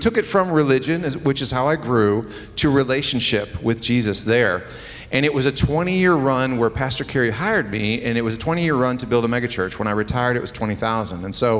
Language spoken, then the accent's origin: English; Buffalo, New York, United States; also born or lived in Chicago / Minnesota / Indiana; So born in New York, up in Buffalo, and so raised a little bit there. Then we moved to Chicago. I was there for 5 years.